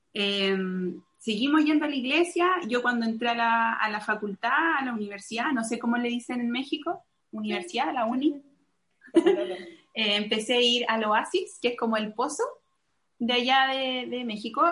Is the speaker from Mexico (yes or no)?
no; Santiago, Santiago Metropolitan Region, Chile; moved away as an adult; also born or lived in Tennessee, United States; now in Montevideo, Uruguay; nací en Santiago de Chile, eh, a los 24 años, no, 25 años, me mudé a Tennessee